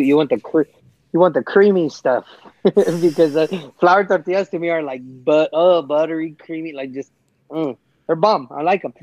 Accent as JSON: {"language": "English", "region": "California", "country": "United States", "said": "I'm a Californian"}